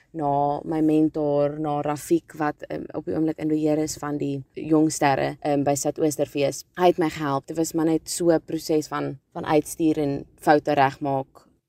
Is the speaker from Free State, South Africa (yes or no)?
no; Cape Town, Western Cape, South Africa; ek kom van Kaapstad af